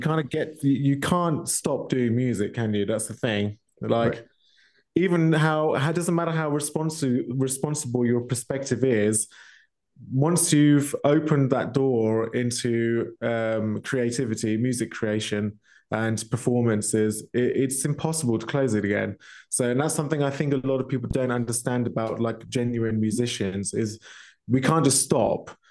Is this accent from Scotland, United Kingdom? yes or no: no; Milton Keynes, South East England, United Kingdom; moved away as an adult; now in Germany; my hometown, Milton Keynes, uh, which is in UK